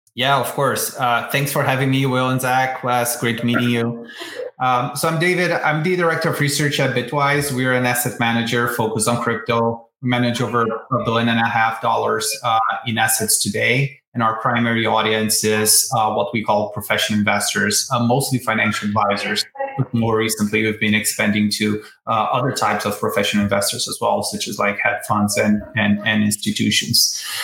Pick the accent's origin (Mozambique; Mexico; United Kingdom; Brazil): Brazil; moved away as an adult; now in United States; I'm originally from Brazil, born, and raised there.